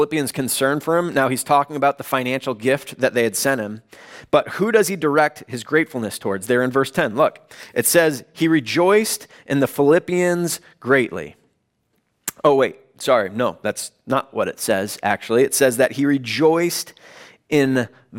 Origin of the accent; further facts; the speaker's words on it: Chicago, Illinois, United States; moved away as an adult; also born or lived in Los Angeles; I grew up in the Chicago area.